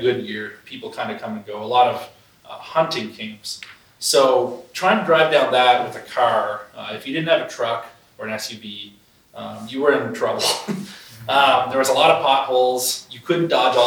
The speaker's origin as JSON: {"language": "English", "area": "Burke's Corner, near Fredericton", "region": "New Brunswick", "country": "Canada", "tie": "born or raised there", "said": "If you've ever been in the Fredericton area, basically you drive, I'd say like 20 minutes out of town to a place called Burke's Corner."}